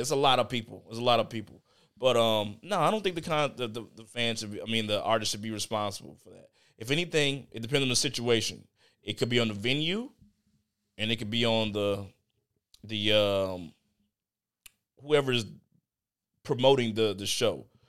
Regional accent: Chicago, Illinois, United States; I'm from Chicago

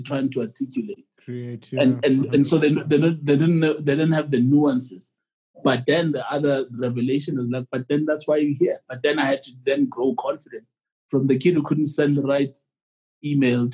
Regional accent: Soweto, Eastern Cape, South Africa; I was born in Soweto and then I was shipped to the Eastern Cape during the violence in South Africa.

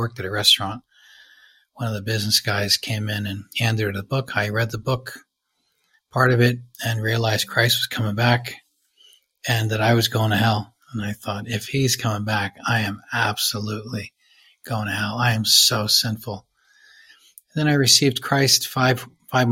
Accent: United States; I'm from the States.

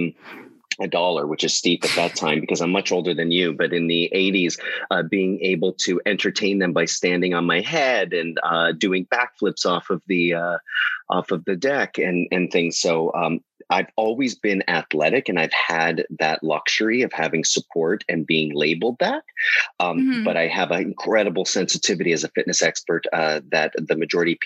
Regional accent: Harrow, Ontario, Canada; accent: Canadian; also born or lived in New York / Los Angeles; now in Palm Springs, United States; So my family and I'm from a small town, Harrow, Ontario, which is near Windsor

